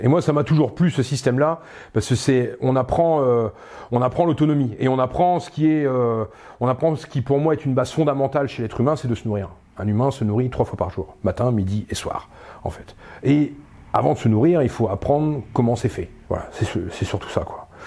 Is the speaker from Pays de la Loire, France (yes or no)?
no; Pas-de-Calais, Hauts-de-France, France; moved away as an adult; je viens d'un petit village du Pas-de-Calais